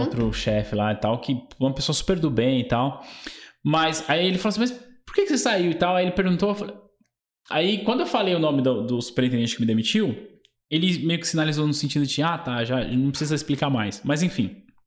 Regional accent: São Paulo, Brazil; eu nasci no bairro chamado Vila Nova Curuçá, em São Miguel

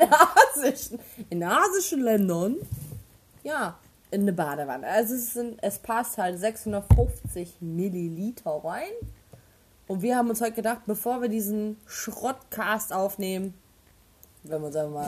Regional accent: Osnabrück, Lower Saxony, Germany; ich bin im Schinkel aufgewachsen

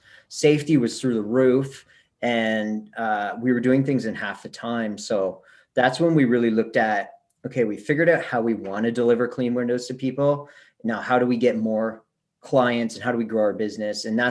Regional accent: Kingston, Ontario, Canada; also born or lived in Vancouver, Canada / Australia; 2012, I moved back to my hometown in Kingston, Ontario, Canada here

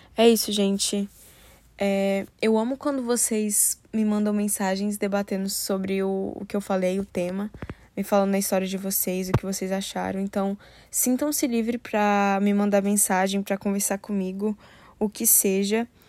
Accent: Brasília, Federal District, Brazil; moved away; eu nasci e fui criada em Brasília

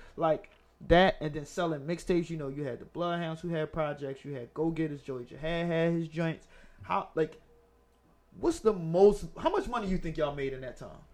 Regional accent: Philadelphia, Pennsylvania, United States; I'm from Germantown, but I lived in West

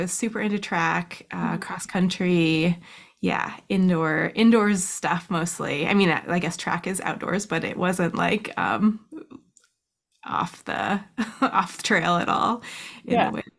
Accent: Soldotna, Alaska, United States; now in Anchorage, United States; In Soldotna. Soldotna is like a little town that's a couple hours south of Anchorage.

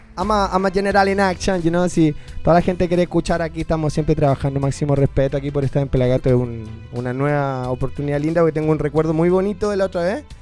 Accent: Chile; moved away; also born or lived in Colombia / Argentina; yo soy re chileno

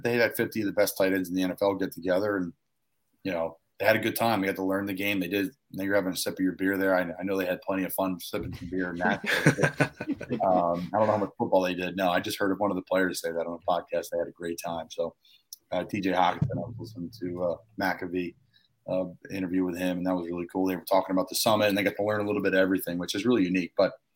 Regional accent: Philadelphia, Pennsylvania, United States; growing up in Philadelphia

